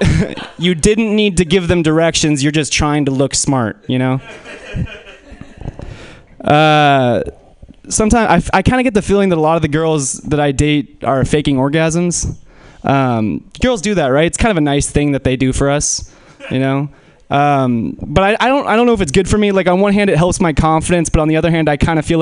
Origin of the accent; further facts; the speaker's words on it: Menlo Park, California, United States; I grew up in Menlo Park